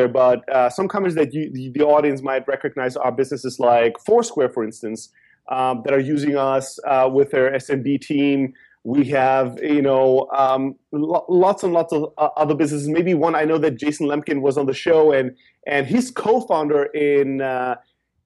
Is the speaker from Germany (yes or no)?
yes; Germany; moved away as an adult; also born or lived in Greece; now in San Francisco, United States; I'm from Greece. I grew up in Germany